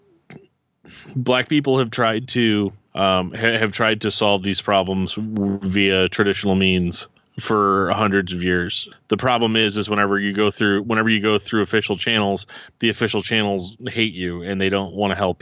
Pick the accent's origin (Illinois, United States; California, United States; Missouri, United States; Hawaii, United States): Missouri, United States; St. Louis; I'm from St. Louis